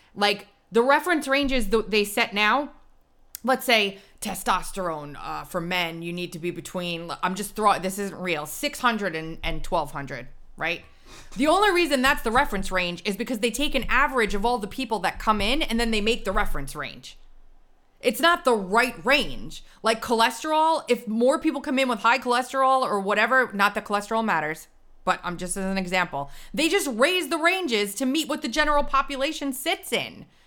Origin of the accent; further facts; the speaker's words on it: Long Island, New York, United States; He's from my hometown.